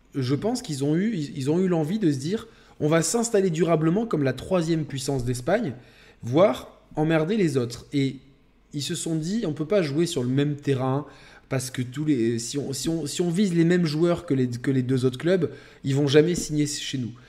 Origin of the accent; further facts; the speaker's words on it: France; nous déjà en tant que Français